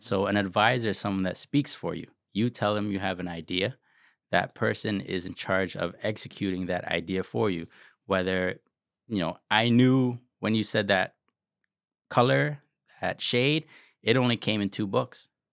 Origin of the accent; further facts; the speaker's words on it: Toronto, Ontario, Canada; I grew up rough in Jane and Finch